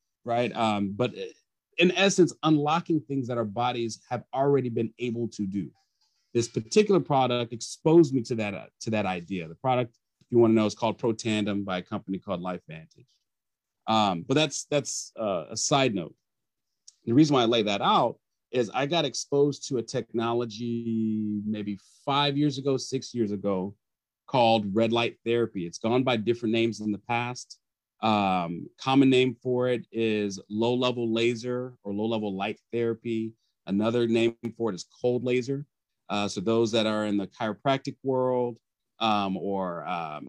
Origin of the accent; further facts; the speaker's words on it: Plano, Texas, United States; also born or lived in Houston, Texas; now in Austin, United States; I was born in Houston, but primarily raised in the Dallas area in a suburb called Plano